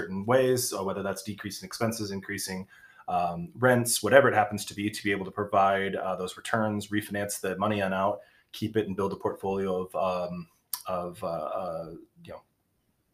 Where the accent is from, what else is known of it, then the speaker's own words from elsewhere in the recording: Kalamazoo, Michigan, United States; also born or lived in Long Beach, California; I'm from Kalamazoo, Michigan. Born in Long Beach, California, somehow ended up here